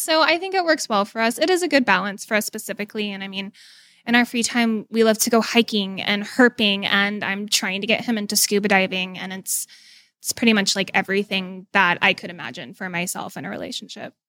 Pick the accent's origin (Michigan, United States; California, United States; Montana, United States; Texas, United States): Texas, United States; Dallas; moved away; I'm originally from Dallas